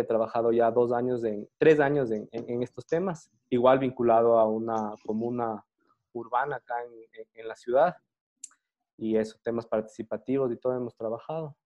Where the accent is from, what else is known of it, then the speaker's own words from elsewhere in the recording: Quito, Pichincha, Ecuador; soy de Quito, Ecuador.